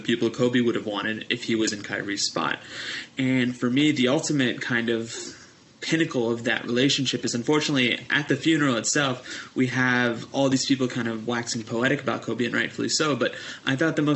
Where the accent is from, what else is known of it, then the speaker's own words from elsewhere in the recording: India; as an Indian